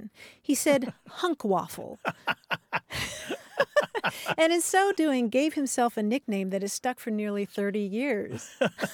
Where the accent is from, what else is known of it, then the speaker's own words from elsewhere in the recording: Louisville, Kentucky, United States; Louisville my hometown